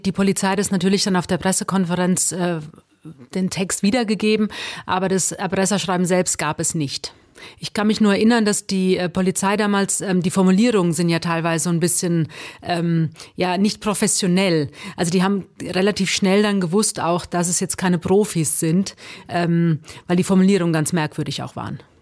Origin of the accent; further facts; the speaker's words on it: Hesse, Germany; ich bin Hessin